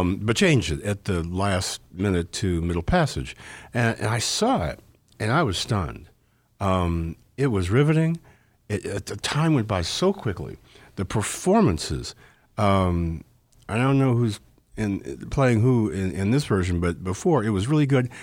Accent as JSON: {"language": "English", "town": "Evanston", "region": "Illinois", "country": "United States", "tie": "born or raised there", "said": "I grew up in Evanston in the fifties, and, uh, the sixties"}